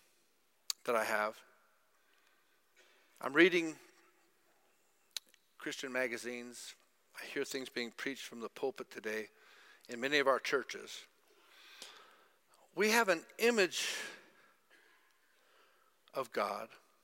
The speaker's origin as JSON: {"language": "English", "country": "United States", "tie": "born or raised there", "moved": "yes", "lives_now": "Zimbabwe", "said": "I grew up in America"}